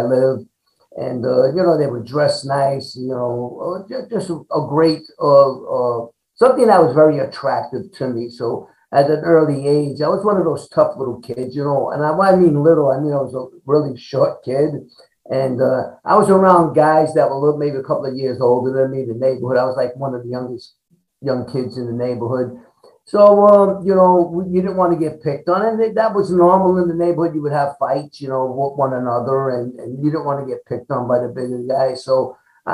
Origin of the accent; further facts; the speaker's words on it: New York City, New York, United States; growing up in Brooklyn, New York